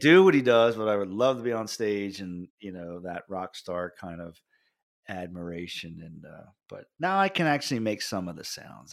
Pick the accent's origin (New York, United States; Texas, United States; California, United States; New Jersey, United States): New Jersey, United States; Jersey Shore; I grew up on the Jersey Shore